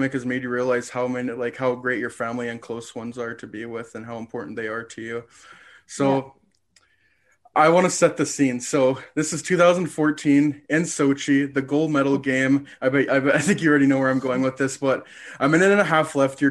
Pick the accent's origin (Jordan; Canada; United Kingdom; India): Canada; I'm the Canadian here